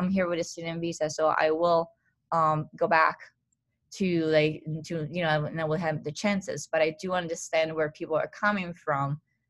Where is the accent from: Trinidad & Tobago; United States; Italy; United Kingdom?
Italy; accent: Italian; English is a second language; Not that, well, I mean, like, not my specific accent, but it's more the Italian accent.